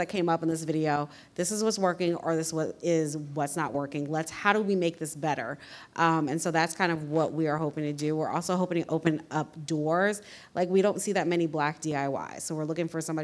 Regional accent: East Coast, United States; I grew up on the East Coast

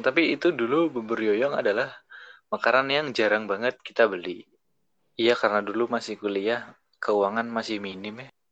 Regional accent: Semarang, Central Java, Indonesia; also born or lived in Yogyakarta; now in Jakarta, Indonesia; aku kan orang Semarang

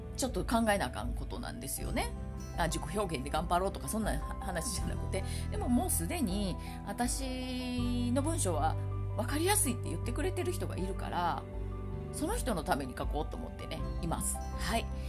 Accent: Kansai, Japan; accent: Kansai-ben; 私関西弁喋るのに

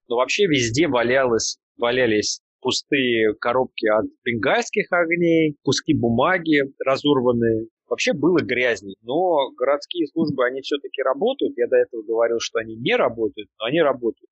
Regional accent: Russia; Я из России, мне хамили все детство

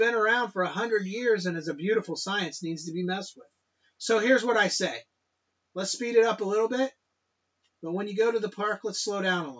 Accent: Ohio, United States; I'm from Ohio

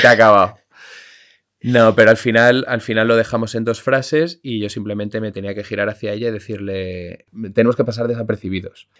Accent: Spain; aunque no lo sepas porque mi, mi acento inglés es perfecto, soy español

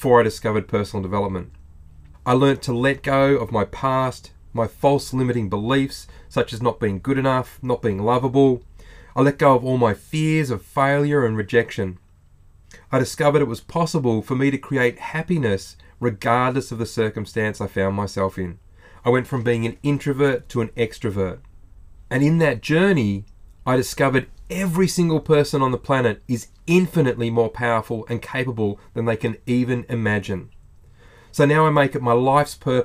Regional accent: Australia

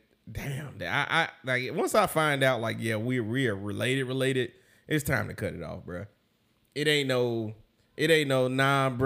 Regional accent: Arkansas, United States; I grew up in Bobville, Arkansas.

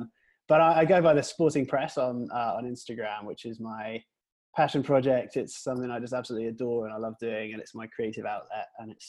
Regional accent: Preston, North West England, United Kingdom; now in United States; So I'm from England originally. I'm from Preston, you guys know where that is, near Manchester. And I moved to America in 2001. So I've been here for about 17 years now.

